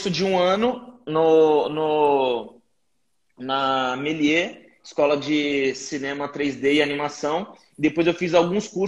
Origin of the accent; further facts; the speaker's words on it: Guarujá, São Paulo, Brazil; now in São Paulo, Brazil; anos, sou do Guarujá, litoral de São Paulo. Uh, cresci numa quebrada chamada Vila Santo Antônio, e quando eu tinha 18 anos, minha mãe faleceu e deixou uma grana para mim.